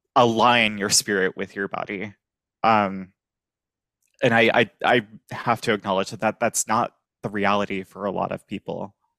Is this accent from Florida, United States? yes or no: no; Virginia, United States; moved away as an adult; now in New Orleans, United States; I'm originally from Virginia.